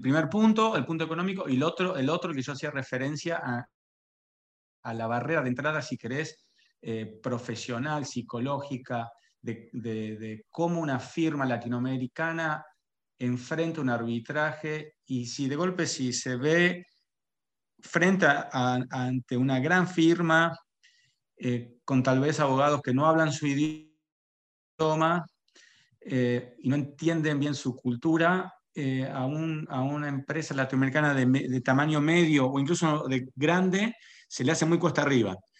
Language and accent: Spanish; Carmen de Areco, Buenos Aires Province, Argentina; moved away as an adult; also born or lived in Toronto / New York; now in Paris, France; yo, de hecho, no soy ni siquiera de Buenos Aires, yo soy de Carmen de Areco, del campo